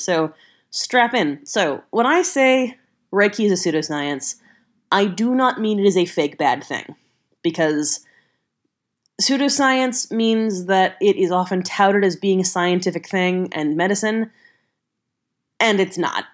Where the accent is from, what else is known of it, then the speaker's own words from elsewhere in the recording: the South, United States; I grew up in the South on a ranch.